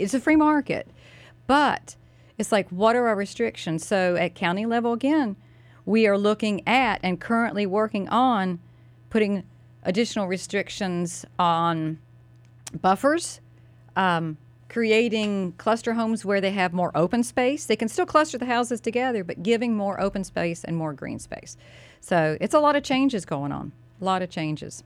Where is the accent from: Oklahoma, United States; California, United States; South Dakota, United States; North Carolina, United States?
North Carolina, United States; Mooresville; My hometown, I was born and raised